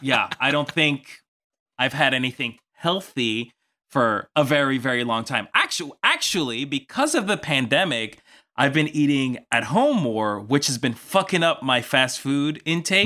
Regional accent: New York, United States; now in Los Angeles, United States; I'm from New York

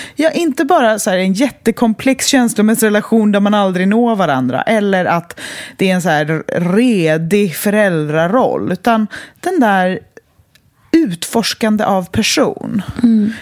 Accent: west coast of Sweden, Sweden; moved away; Och väst, tillbaka till där jag kommer ifrån

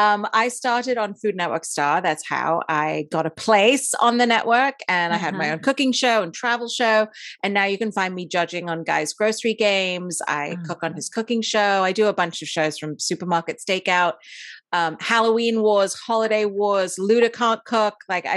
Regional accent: Dubai, United Arab Emirates; also born or lived in India; I was born in India. I grew up in Dubai and I went to an English school there. So that's why I speak the way I do.

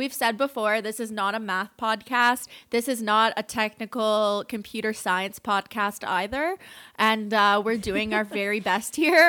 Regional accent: Canada; we're Canadian and we use metric

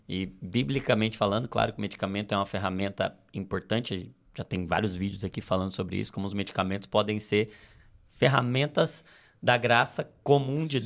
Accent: Brazil; Nós, como brasileiros

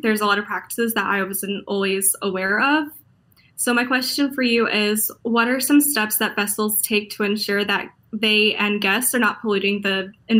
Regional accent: Melbourne Beach, Florida, United States; now in Edinburgh, United Kingdom; I was born in Florida, but my mom, Melbourne Beach.

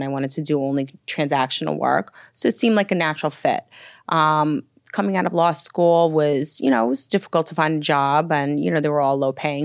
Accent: New York City, New York, United States; also born or lived in Minsk, Belarus / Roslyn, Long Island, New York; settled into Brooklyn first and, um, lived there until about the age of ten. And then my parents moved to Roslyn, Long Island

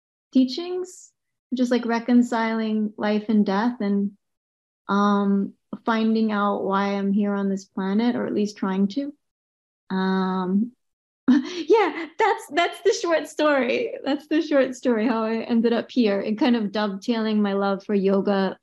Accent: Boston, Massachusetts, United States; I was born in Boston. I went to a Catholic school

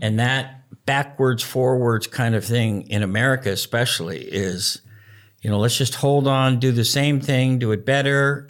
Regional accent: United States; being American

